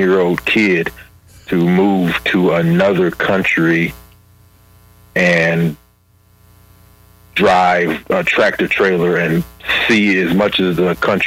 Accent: Jacksonville, Illinois, United States; moved away as an adult; also born or lived in Kaiserslautern, Germany; I was born and raised in Jacksonville, Illinois

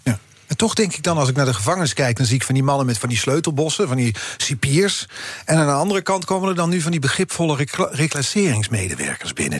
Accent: Netherlands; wij als Nederlanders

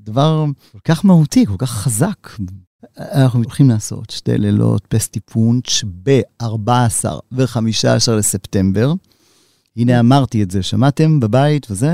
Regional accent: Tel Aviv, Tel Aviv District, Israel; אני יליד תל אביב

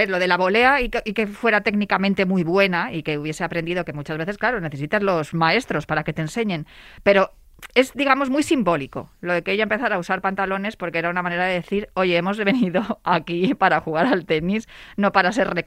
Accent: United Kingdom; yo vengo de, soy de, nacionalidad británica o vengo, vengo, no soy española, española, soy extranjera.

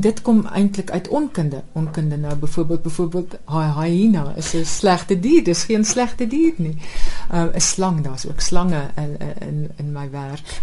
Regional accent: South Africa; now in Netherlands

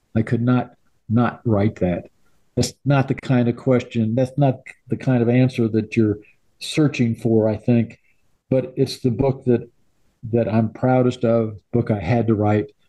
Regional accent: Illinois, United States; moved away as an adult; My wife and I left Illinois in 1965.

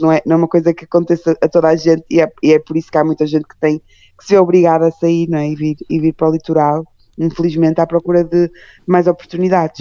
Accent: Porto, Norte, Portugal; da minha terra, que é o Porto

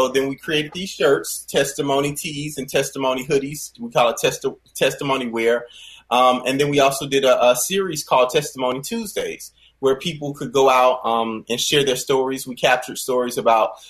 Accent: Rock Hill, South Carolina, United States; I grew up playing and singing in churches. You know, I'm from Rock Hill, South Carolina

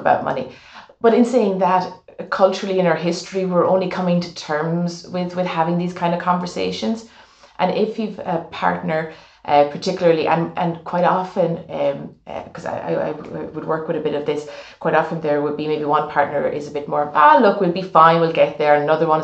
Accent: Ireland

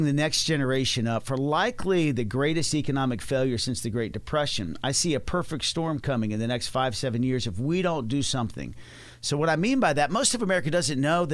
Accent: Dallas, Texas, United States; I'm from Dallas, Texas.

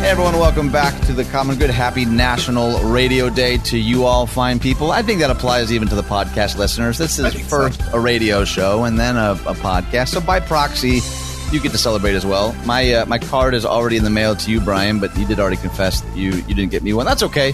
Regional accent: Michigan, United States; I'm from Michigan.

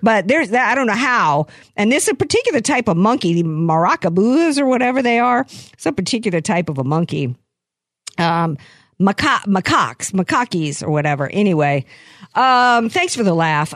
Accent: United States; I'm scared as an American.

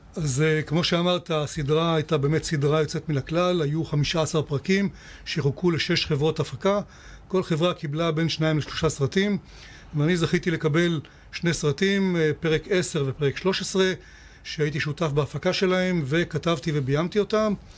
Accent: Eilat, Southern District, Israel; כשאני גדלתי באילת, היינו כמו קיבוץ

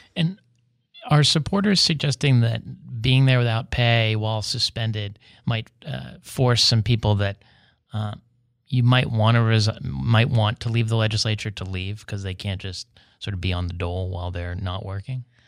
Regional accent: West Virginia, United States; now in San Diego, United States; in West Virginia, my home state

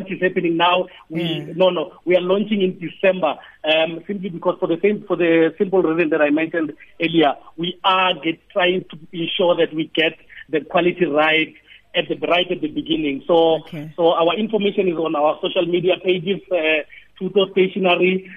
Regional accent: South Africa; we are South African

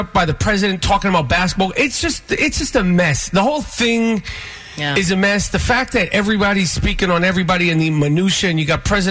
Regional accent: New York City, New York, United States; growing up in New York

